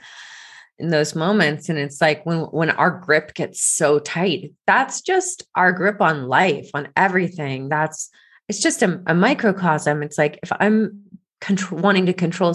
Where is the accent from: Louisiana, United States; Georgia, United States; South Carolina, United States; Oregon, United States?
Georgia, United States; I grew up in Georgia going to the church, the Presbyterian church